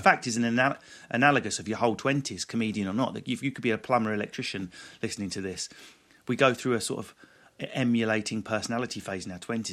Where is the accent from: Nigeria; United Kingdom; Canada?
United Kingdom; England; we're not American. We're awkward and English